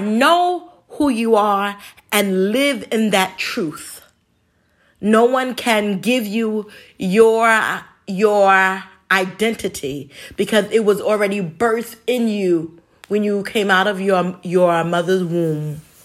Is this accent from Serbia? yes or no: no; New York City, New York, United States; when I was a little kid growing up in the Bronx